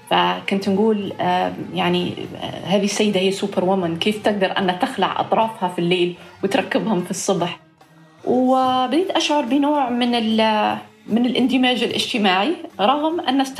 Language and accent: Arabic; Libya; accent: Libyan; now in Malmö, Sweden; ممكن نحكي باللهجة الليبية عادي؟